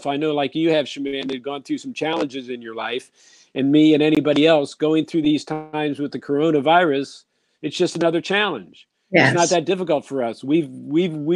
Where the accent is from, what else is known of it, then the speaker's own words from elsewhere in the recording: Columbus, Ohio, United States; I'm from Columbus, Ohio